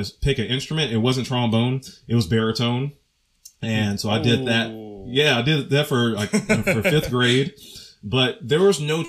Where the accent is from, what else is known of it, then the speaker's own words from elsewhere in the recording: Memphis, Tennessee, United States; moved away as an adult; now in Texas, United States; I'm from Memphis, Tennessee. So, like, I was taking lessons with the principal trombonist of the Memphis Symphony Orchestra